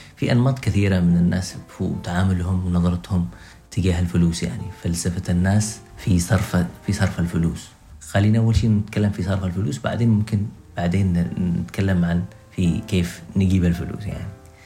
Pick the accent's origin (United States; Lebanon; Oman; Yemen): Yemen; إحنا كمجتمع يمني